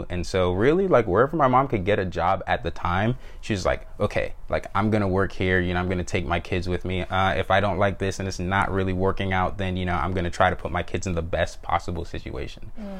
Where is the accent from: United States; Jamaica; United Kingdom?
Jamaica; born there; And so my parents are both Jamaican immigrants. I was born in Jamaica, so were my siblings.